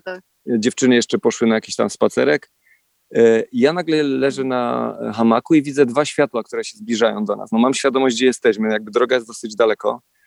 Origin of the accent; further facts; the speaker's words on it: Poland; my jesteśmy tutaj z Polski